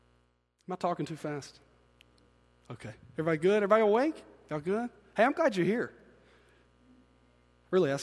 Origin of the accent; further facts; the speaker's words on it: Byram, Mississippi, United States; we grew up in Byram